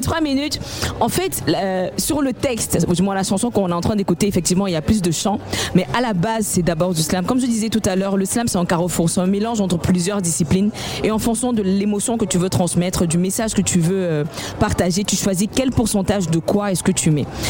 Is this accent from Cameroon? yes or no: yes; Cameroon; avec cette identité qui m'est propre en tant que Camerounaise, c'est-à-dire que dans le choix des, des langues, dans le choix de, des musiques les rythmes qui accompagnent mes textes, il était important de rappeler d'où je viens